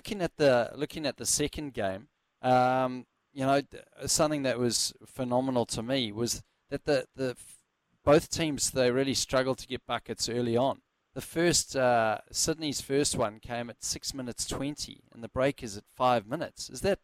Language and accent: English; Johannesburg, Gauteng, South Africa; like it used to be at the Wanderers Stadium with me growing up in Johannesburg.